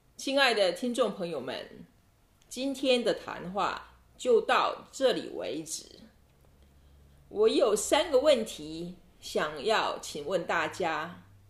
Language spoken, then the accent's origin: Chinese; Taiwan; now in Italy; 我是台湾人。 我住在意大利。但是，即使我不再住在台湾，那个美丽的海岛永远在我心中，所以很开心能够和大家谈谈我的故乡